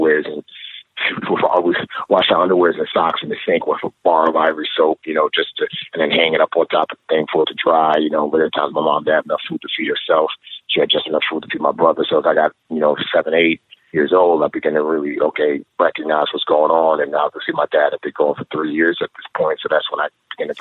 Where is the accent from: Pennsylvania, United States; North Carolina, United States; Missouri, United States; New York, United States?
New York, United States; New York City; moved away as an adult; also born or lived in Nigeria; growing up in the Bronx